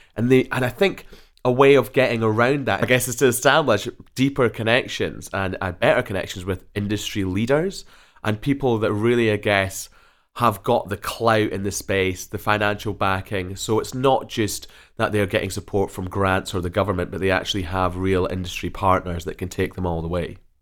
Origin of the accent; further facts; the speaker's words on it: Scotland, United Kingdom; firmly back in Scotland from where I hail.